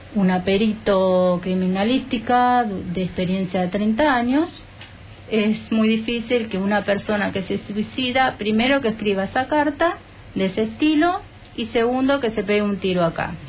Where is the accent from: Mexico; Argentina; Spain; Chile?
Argentina; Berazategui, Buenos Aires Province; nosotros somos de Buenos Aires, del sur de Buenos Aires, en la ciudad de, bueno, de Verazategui